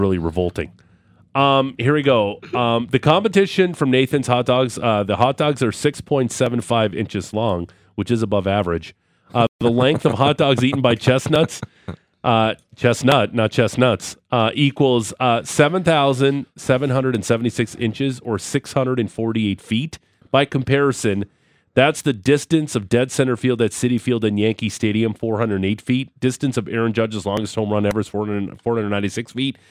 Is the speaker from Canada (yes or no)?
yes; Niagara Falls, Ontario, Canada; I'm from Niagara Falls